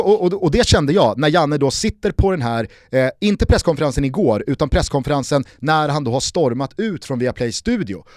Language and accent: Swedish; Sweden; vi är också svenskar